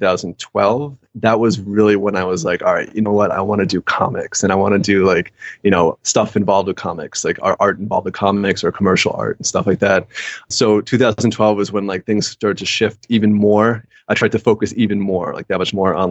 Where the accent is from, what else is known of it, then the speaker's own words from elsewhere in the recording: London, United Kingdom; moved away; I grew up in England